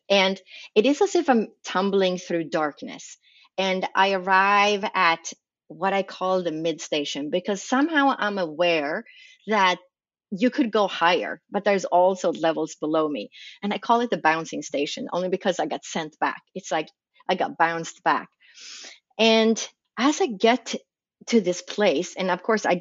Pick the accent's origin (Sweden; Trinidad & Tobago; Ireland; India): Sweden; moved away as an adult; now in United States; I was raised in Sweden, in Scandinavia